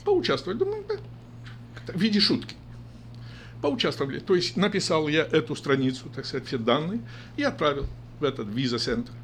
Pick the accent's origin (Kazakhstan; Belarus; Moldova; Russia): Moldova; Gashpar, Edineț District; moved away as an adult; now in Sacramento, United States; Родился я в селе, село Гашпар Едининского района